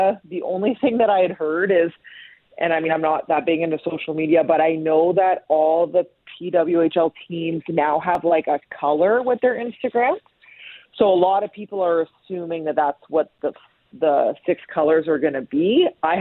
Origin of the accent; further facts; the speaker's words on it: Ste. Anne, Manitoba, Canada; now in Toronto, Canada; I grew up in St. Anne, and I was the only girl my age that played